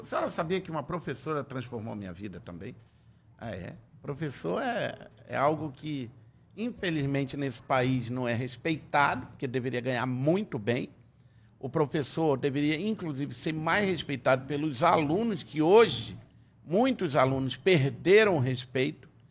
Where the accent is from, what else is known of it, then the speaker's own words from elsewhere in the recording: Tefé, Amazonas, Brazil; Eu sou de Tefé, fui criado sem eira nem beira